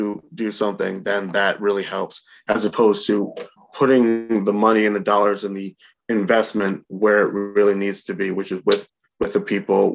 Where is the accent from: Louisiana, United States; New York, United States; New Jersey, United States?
New York, United States; Albany; I've lived in Albany and was born and raised in Albany for my entire life